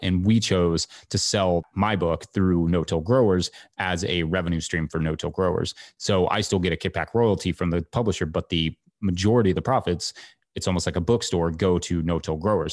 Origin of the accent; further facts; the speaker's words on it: Kentucky, United States; moved away; also born or lived in New York City; I moved from New York City back to my home state of Kentucky